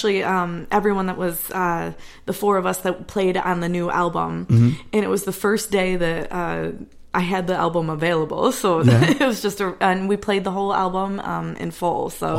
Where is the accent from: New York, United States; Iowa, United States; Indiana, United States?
New York, United States; Hornell; moved away as an adult; also born or lived in Rochester, New York; now in Nashville, United States; So I'm from Hornell, small town, and which is kind of getting close to that Finger Lakes area. My family also spends a lot of time in the Hammondsport area. I've grown up in the Finger Lakes.